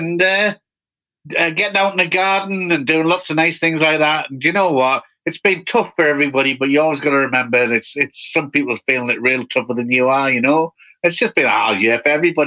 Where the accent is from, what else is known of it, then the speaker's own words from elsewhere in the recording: Newcastle upon Tyne, North East England, United Kingdom; moved away as an adult; also born or lived in Durham / Greater Manchester / London; from the northeast of England, where I'm from, Newcastle.